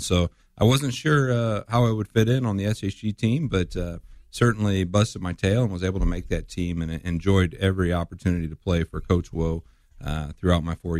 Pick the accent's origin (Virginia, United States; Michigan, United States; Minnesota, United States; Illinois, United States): Illinois, United States; Springfield; I am a North Ender, born and raised on the North End.